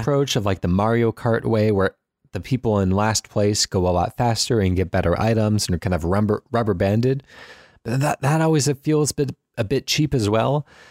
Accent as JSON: {"language": "English", "country": "United States", "said": "as an American"}